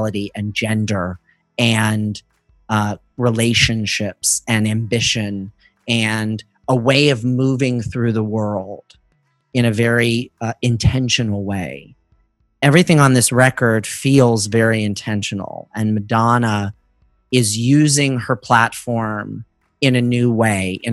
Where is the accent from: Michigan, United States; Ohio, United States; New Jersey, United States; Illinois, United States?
Ohio, United States; Northeast; I was Catholic and growing up in Northeast Ohio